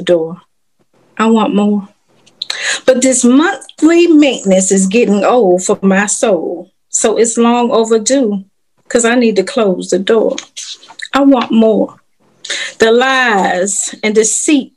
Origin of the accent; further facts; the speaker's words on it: Washington, District of Columbia, United States; moved away as an adult; now in North Carolina, United States; I'm from Washington, D.C. I just recently moved to North Carolina.